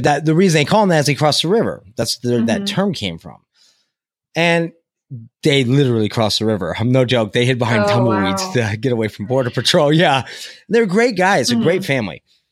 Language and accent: English; California, United States; I'm from California